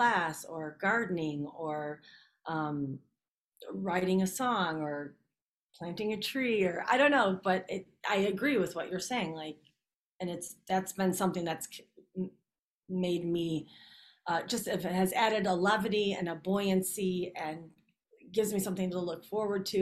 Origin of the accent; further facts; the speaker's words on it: Chicago, Illinois, United States; I'm born and raised in Chicago, but I was on a different track. Brought up on the south side of Chicago